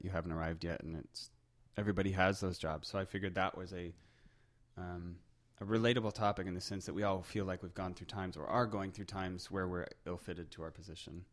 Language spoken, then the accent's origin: English; Colorado, United States; moved away as an adult; also born or lived in southern Germany; now in Manitoba, Canada; I'm originally from Colorado